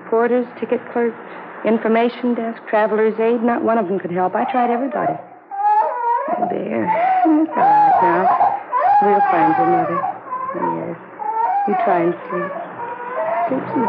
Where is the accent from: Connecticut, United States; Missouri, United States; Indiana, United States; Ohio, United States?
Ohio, United States; Cincinnati; Oh, no. I'm from Cincinnati. I got on the bus there and then went down to Dallas.